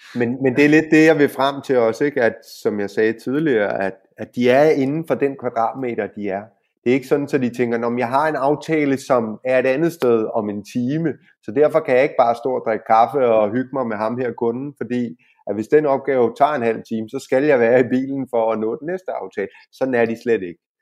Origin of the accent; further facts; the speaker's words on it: Denmark; now in Spain; vi som danskere